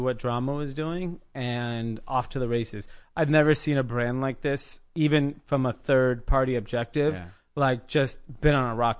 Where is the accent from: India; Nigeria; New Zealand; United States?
India; I'm not opposed to that. I'm from India. Like, you know, we know what that's like.